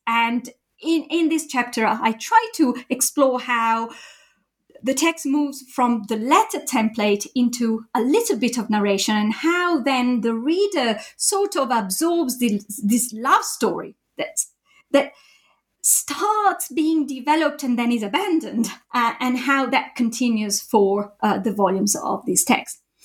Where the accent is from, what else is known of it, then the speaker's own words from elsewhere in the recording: Italy; moved away as an adult; also born or lived in Japan; now in United Kingdom; I did my PhD in Italy, my home country